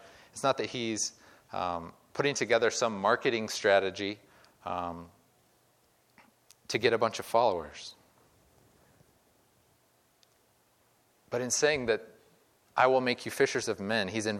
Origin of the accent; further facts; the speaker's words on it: Midwest, United States; I grew up in the Midwest.